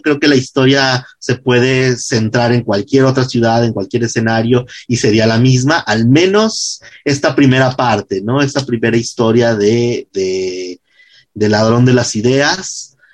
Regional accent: Jalisco, Mexico; yo soy jalisciense, yo escribo pensando en Guadalajara

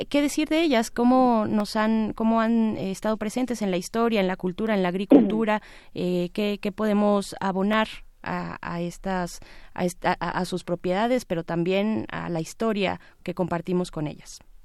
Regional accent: Mexico; como mexicanos y mexicanas

